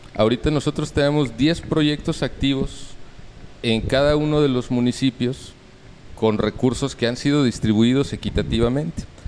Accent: Mexico City, Mexico; now in Baja California Sur, Mexico; yo nací en la Ciudad de México. Eh, pues ya tengo más de 25 años viviendo en Baja California Sur.

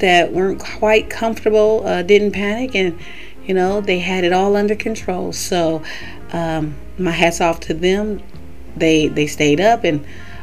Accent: California, United States; also born or lived in Florida; now in Alabama, United States; I'm originally from California

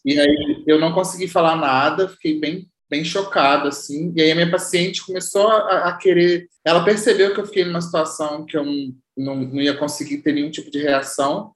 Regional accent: Valença, Rio de Janeiro, Brazil; A gente é da mesma cidade, eu também sou da cidade de Valença

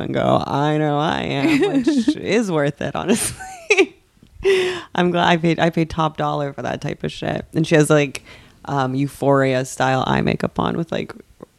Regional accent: West Coast, United States; I'm from the West Coast.

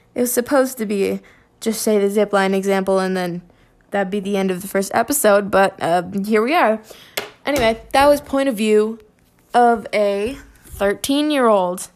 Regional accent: Canada; I'm from Canada.

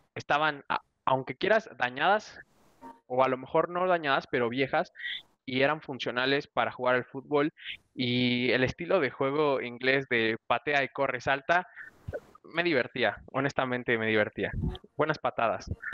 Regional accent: Mexico; como mexicano

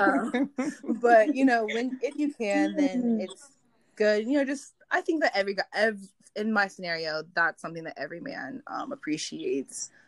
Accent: Minnesota, United States; now in Los Angeles, United States; I'm originally from Minnesota, but I now live in the Los Angeles area as well

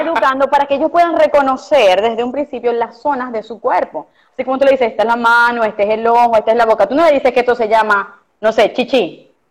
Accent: Costa Oriental del Lago, Zulia, Venezuela; now in Maracaibo, Venezuela; Yo soy de la Costa Oriental del Lago este, y crecí de verdad como éramos los niños antes

